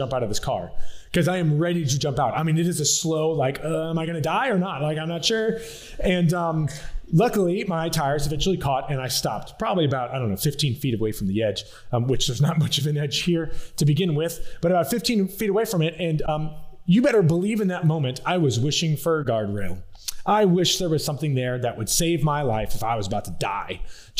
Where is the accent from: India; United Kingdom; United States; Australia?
United States; South Louisiana; also born or lived in Colorado; I'm from South Louisiana.